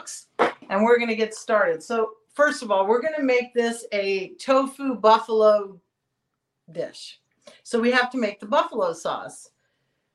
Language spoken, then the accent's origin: English; Texas, United States; moved away; I came from Texas